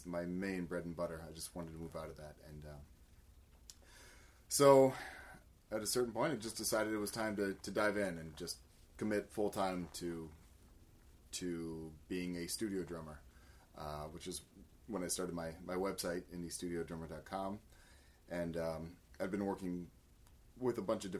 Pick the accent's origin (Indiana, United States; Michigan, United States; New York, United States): Indiana, United States; Bloomington; moved away as an adult; now in East Coast, United States; I'm originally from Bloomington, Indiana, which has a great music school.